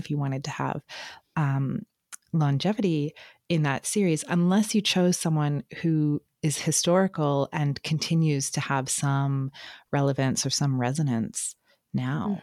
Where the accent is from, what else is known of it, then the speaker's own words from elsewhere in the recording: Canada; I'm reading that as a Canadian